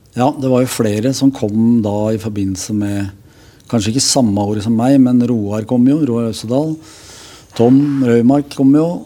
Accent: Oslo, Norway; also born or lived in Fredrikstad; Jeg vokste opp eh, i Gripfjells gate

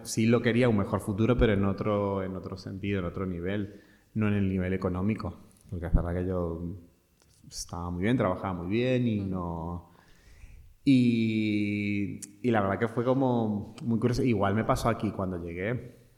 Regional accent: Mendoza, Argentina; moved away as an adult; also born or lived in Buenos Aires, Argentina; now in Spain; yo vengo de una provincia, que son a 1500 kilómetros de Buenos Aires, de Mendoza

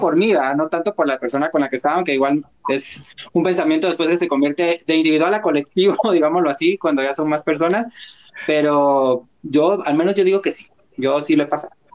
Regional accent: Guatemala; como guatemaltecos

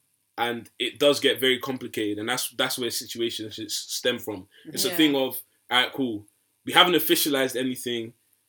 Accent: Nigeria; I'm really Nigerian to the core.

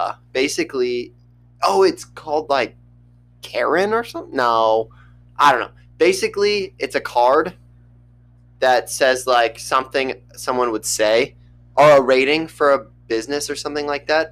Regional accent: United States; I'm an American

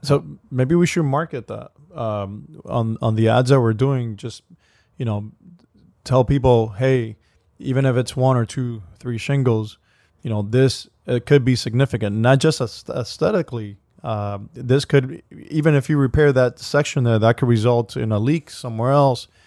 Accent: Miami, Florida, United States; we're from Miami

